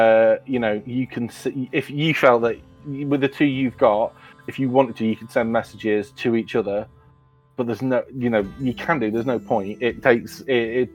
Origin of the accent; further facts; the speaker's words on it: United Kingdom; where I grew up in Queen's Park